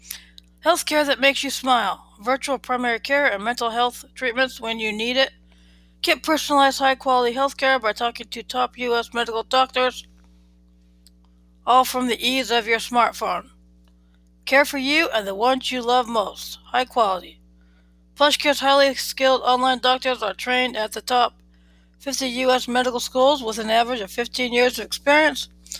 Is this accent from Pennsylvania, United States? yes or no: yes; Philadelphia, Pennsylvania, United States; born there; I was born in Philadelphia, the city of brotherly love.